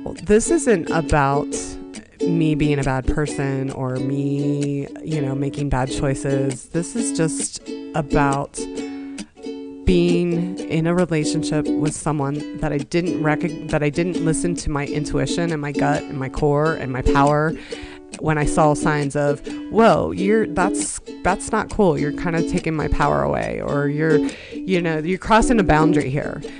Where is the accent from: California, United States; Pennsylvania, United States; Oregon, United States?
Pennsylvania, United States; Johnstown; I was born in Johnstown, Pennsylvania